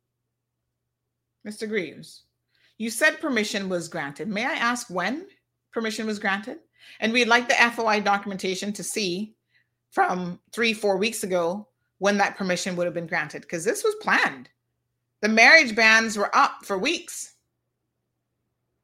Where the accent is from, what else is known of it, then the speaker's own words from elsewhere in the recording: Cayman Islands; we have a saying in the Cayman Islands